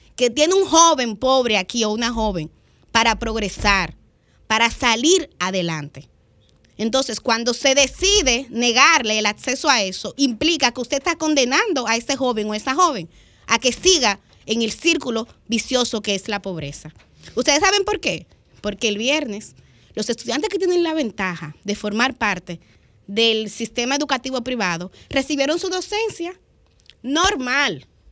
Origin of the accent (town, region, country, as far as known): Dominican Republic